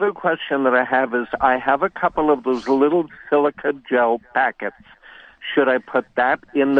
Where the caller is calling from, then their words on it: Winnipeg, Manitoba, Canada; I'm calling from North Kildonan in Winnipeg, the Mennonite center of Winnipeg.